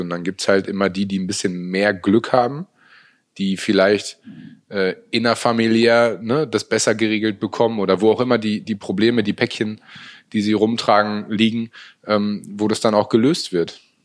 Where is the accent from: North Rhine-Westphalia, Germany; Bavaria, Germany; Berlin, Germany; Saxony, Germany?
North Rhine-Westphalia, Germany; Münster; also born or lived in Hanover; ich bin ja total glücklich in, in meiner Heimatstadt nach wie vor zu leben. Ähm, bin nie wirklich weg gewesen. Also mhm. selbst zu meiner Hannover-Zeit, die vier Jahre, ähm, habe ich eine Wohnung in Münster immer gehabt, mhm. ähm, weil das für mich einfach Heimat ist.